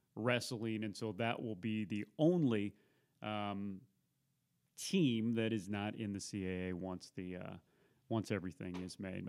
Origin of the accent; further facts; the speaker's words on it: Missouri, United States; I grew up in Missouri